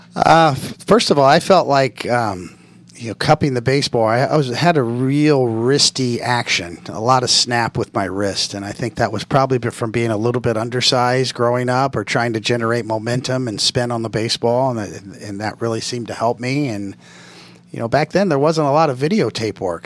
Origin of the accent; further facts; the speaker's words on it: Kansas City, Missouri, United States; It was in Kansas City where I grew up